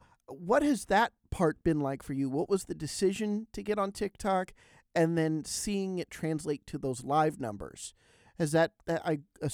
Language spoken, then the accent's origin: English; Pennsylvania, United States; I'm from Pennsylvania too. I actually not too far out, not too far away from Lancaster. I'm close to Kutztown.